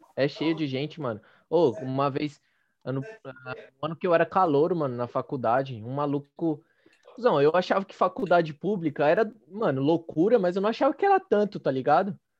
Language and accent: Portuguese; São Paulo, Brazil; A gente é de São Paulo